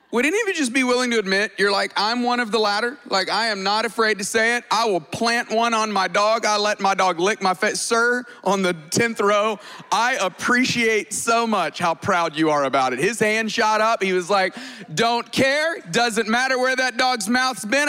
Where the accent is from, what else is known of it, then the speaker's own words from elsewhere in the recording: Tuscaloosa, Alabama, United States; I grew up in Tuscaloosa, Alabama